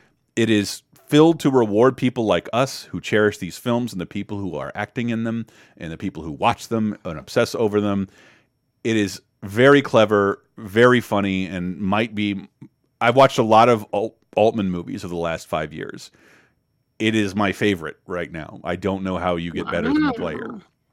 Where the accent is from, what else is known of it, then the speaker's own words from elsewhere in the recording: the South, United States; I didn't really know what anti-Semitism was growing up in the South, where just most of the racism was channeled towards people of color.